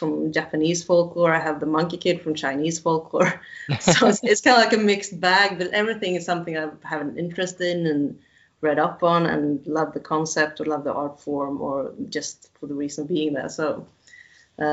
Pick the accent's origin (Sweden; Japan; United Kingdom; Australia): Sweden; where I'm from Sweden